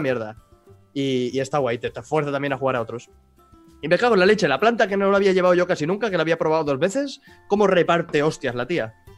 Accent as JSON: {"language": "Spanish", "town": "Mataró", "region": "Catalonia", "country": "Spain", "tie": "born or raised there", "lives_now": "Girona, Spain", "said": "yo he nacido en Mataró, que está al lado de Barcelona, he crecido con catalán de Barcelona y me he venido a vivir al norte de Gerona"}